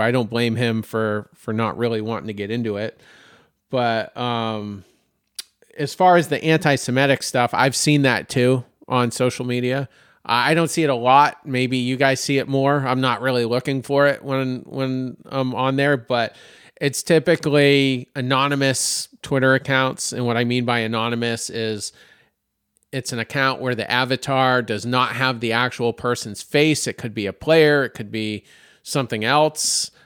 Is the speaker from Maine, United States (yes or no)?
yes; Maine, United States; now in Myrtle Beach, United States; my home state of Maine